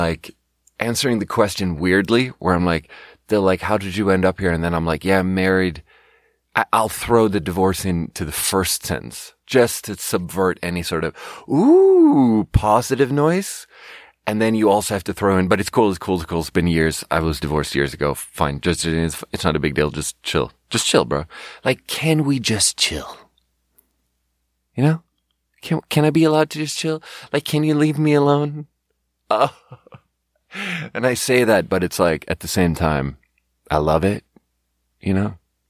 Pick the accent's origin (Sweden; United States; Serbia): Sweden; And not to be like, yeah, I'm from Sweden.